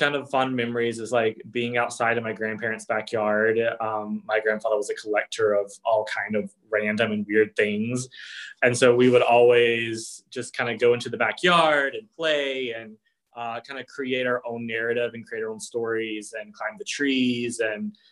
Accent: South Georgia, United States; accent: Southern; moved away; I'm originally from South Georgia. So here and there, you'll hear like a little Southern accent pop in and out

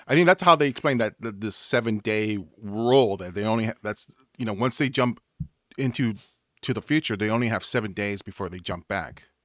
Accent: United States; I'm American

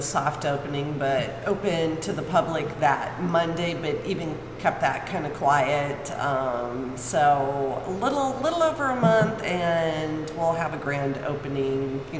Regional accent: Michigan, United States; also born or lived in California / Northern California; now in Pleasant View, United States; I'm originally from Michigan, and my parents moved to California, so we were living in California before we came here

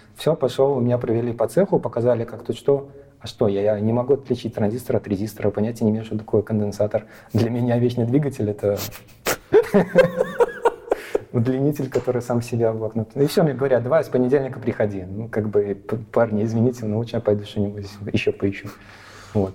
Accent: Belarus; also born or lived in Latvia; Когда был такой колобок, меня увезли угу. в Беларусь

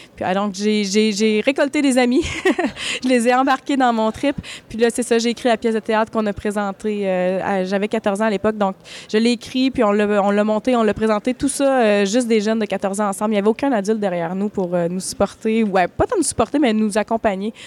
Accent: Malartic, Quebec, Canada; also born or lived in Val-d'Or; je suis née à Val-d'Or, mais j'ai habité, j'habite à ben, j'ai habité à Malartic. Euh, Malartic a été ma ville d'enfance

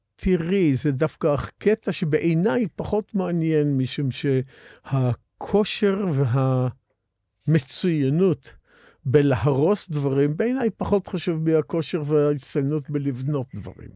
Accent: Israel; אני מאותם בני קיבוץ שזוכרים את הקיבוץ מאוד לטובה

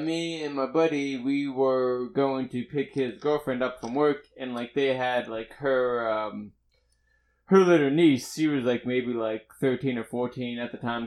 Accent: Pittsburgh, Pennsylvania, United States; moved away; I wasn't from around here, I was from Pittsburgh

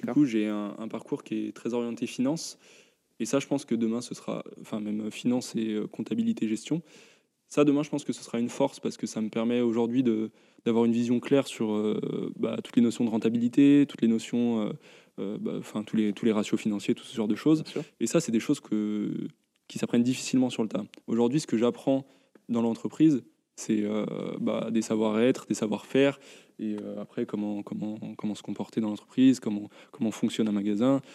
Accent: Lyon, Auvergne-Rhône-Alpes, France; en tant que lyonnais

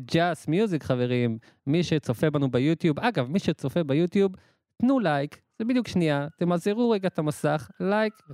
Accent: Emek Hefer, Central District, Israel; ואני אומר לכם את זה ממקור ראשון, כי אני מעמק חפר והייתי שם מלא פעמים, וזה אחלה קיבוץ

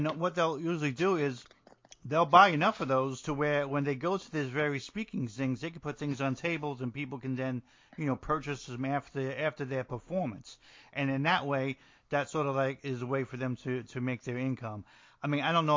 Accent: New Jersey, United States; now in Georgia, United States; New Jersey, which is my home state.

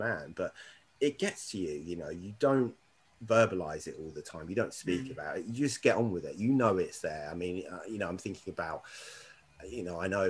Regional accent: Windsor, South East England, United Kingdom; I grew up in Windsor

